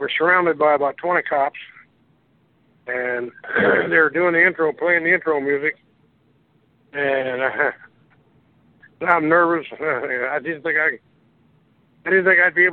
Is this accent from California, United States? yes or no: no; St. Joseph, Missouri, United States; St. Joe, my hometown